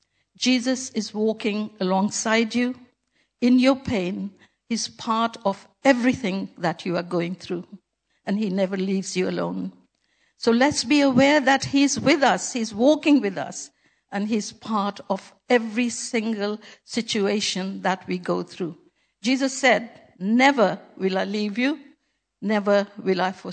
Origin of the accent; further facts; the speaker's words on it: Pakistan; moved away; when I was a little girl growing up in Pakistan